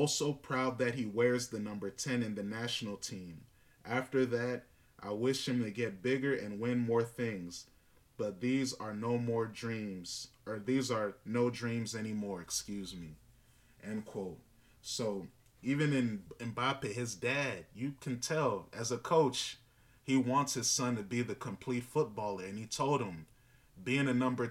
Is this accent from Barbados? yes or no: no; Northern Virginia, United States; growing up in Northern Virginia